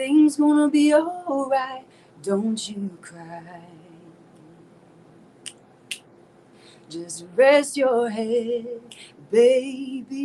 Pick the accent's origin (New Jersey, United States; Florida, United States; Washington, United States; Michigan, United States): Florida, United States; South; moved away; I'm originally from South Florida